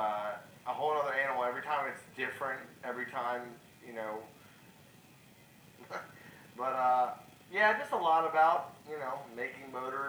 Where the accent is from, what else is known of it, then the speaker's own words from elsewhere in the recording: Baltimore, Maryland, United States; now in Edgewood, United States; I am originally from Baltimore, Maryland. I live in Edgewood, Maryland right now